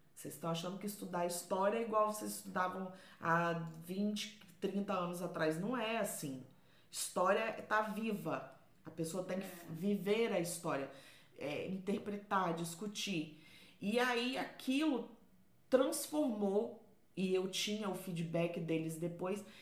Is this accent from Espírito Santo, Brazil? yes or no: yes; Vila Velha, Espírito Santo, Brazil; now in Portugal; eu sou de Vila Velha, lá no Espírito Santo